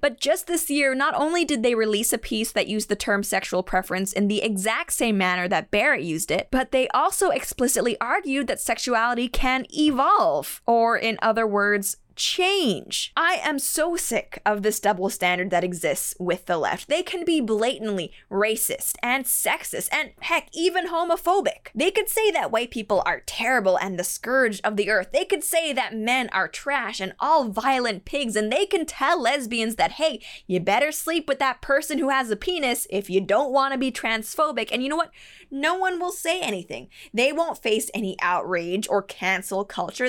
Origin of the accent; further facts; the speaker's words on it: Canada; As a Canadian